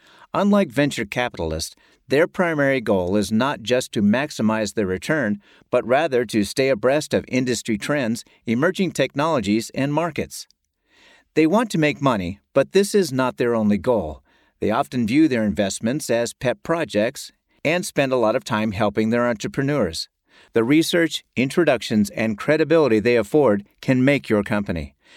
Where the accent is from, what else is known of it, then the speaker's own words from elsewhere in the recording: North Carolina, United States; By far, the largest payer in my home state of North Carolina was Blue Cross and Blue Shield, BCBS.